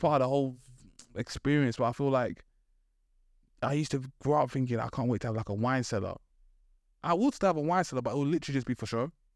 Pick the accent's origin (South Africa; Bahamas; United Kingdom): United Kingdom; London; I grew up in East London.